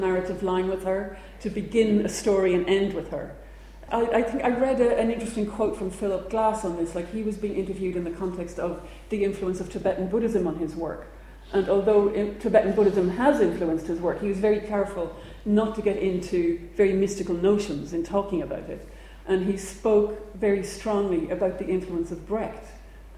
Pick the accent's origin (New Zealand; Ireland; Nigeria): Ireland; growing up in Ireland